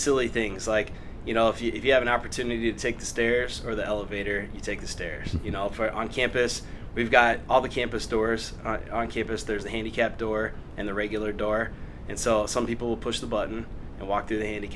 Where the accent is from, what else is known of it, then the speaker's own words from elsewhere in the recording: Des Moines, Iowa, United States; I grew up in the Des Moines area and then went to high school at Johnston High School. So I'm from this area originally.